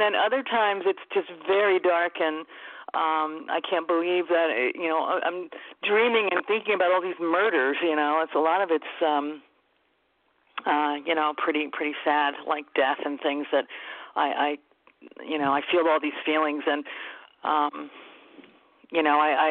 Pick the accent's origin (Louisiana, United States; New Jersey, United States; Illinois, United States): New Jersey, United States; moved away; also born or lived in New York City, New York; I am from New Jersey. I was born in New York City. I was living in New Jersey and raised my children in New Jersey